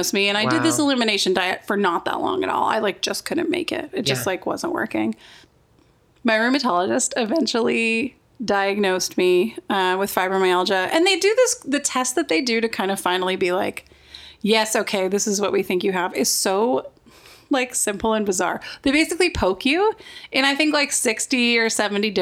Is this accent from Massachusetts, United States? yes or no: no; Wyoming, United States; I grew up in Wyoming.